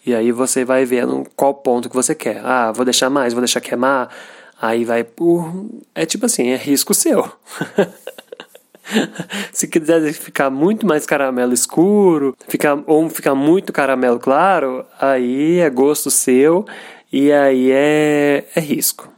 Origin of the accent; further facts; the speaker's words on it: Minas Gerais, Brazil; Eu sou de Minas